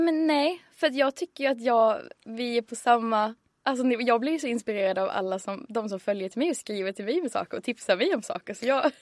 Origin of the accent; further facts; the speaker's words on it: Örkelljunga, Skåne, Sweden; moved away as an adult; now in Stockholm, Sweden; Örkelljunga där jag kommer ifrån